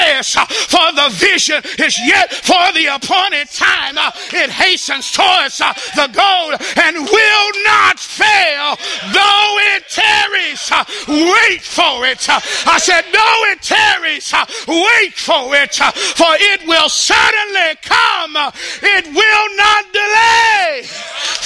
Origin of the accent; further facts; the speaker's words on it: Texas, United States; I'm from Texas